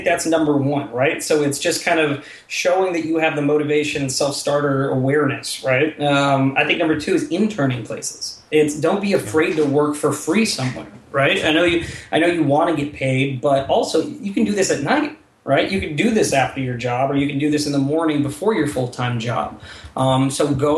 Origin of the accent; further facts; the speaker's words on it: South Bend, Indiana, United States; moved away as an adult; I grew up in South Bend